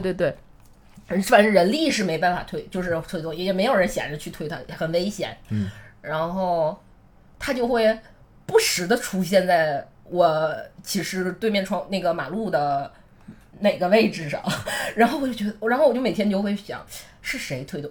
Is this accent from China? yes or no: yes; Northeast China, China; 因为我是个东北人嘛